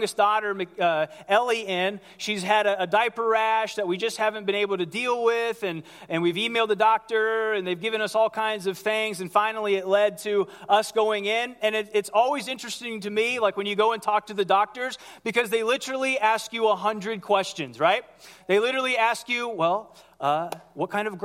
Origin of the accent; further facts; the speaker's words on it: Ohio, United States; I grew up in Ohio